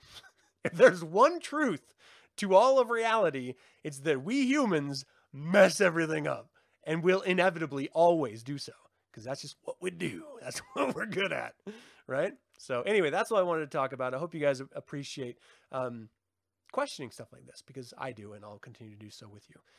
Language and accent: English; United States; I'm American.